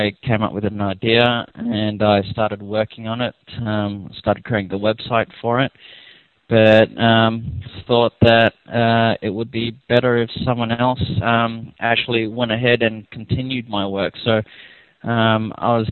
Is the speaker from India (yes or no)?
no; Melbourne, Victoria, Australia; now in Nagoya, Japan; I'm calling you from Nagoya, Japan. I'm actually from Australia, in Melbourne